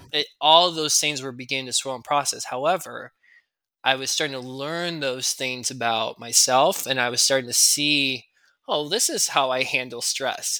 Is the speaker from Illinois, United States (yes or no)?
yes; Chicagoland suburbs, Illinois, United States; My wife Maria and I grew up in the Chicagoland suburb